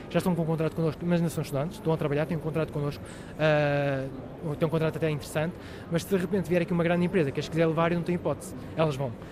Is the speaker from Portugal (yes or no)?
yes; Portugal; eu sou, eu sou Tuga, eu sou um Tuga, Tuga de orgulho